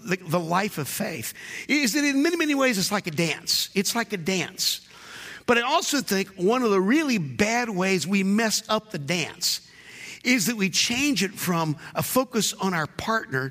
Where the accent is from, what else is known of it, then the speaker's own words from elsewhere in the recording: North Carolina, United States; I grew up in North Carolina